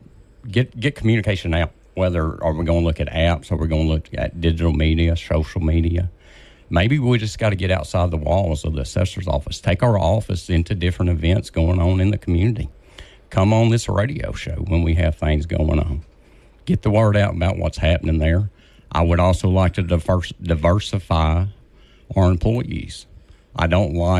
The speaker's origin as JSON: {"language": "English", "town": "Vivian", "region": "Louisiana", "country": "United States", "said": "I'm from Vivian, Louisiana. I've been in Vivian since 2017."}